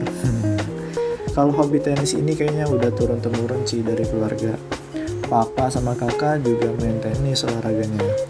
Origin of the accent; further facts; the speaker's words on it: Samarinda, East Kalimantan, Indonesia; also born or lived in Berau; aku lahir di Berau di Kalimantan Timur, tapi aku besarnya di Samarinda dari T K sampai kuliah